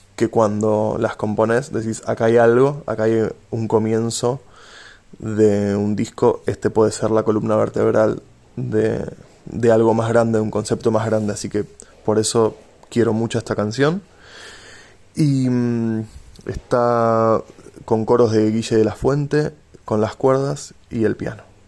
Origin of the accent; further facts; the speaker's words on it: Tigre, Buenos Aires Province, Argentina; also born or lived in Aarhus, Denmark; Tigre, que es donde crecí, en López Camelo Tigre